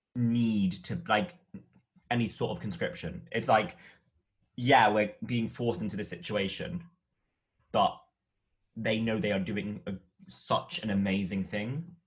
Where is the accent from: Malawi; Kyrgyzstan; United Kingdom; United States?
United Kingdom; as a British person